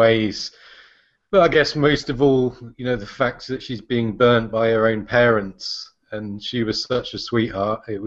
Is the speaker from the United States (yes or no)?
no; England, United Kingdom; As an Englishman